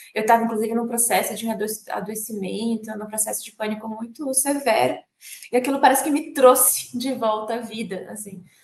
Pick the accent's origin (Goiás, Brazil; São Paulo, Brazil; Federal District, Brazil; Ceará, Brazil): Federal District, Brazil; Brasília; Eu nasci em Brasília em 15 de novembro de 1988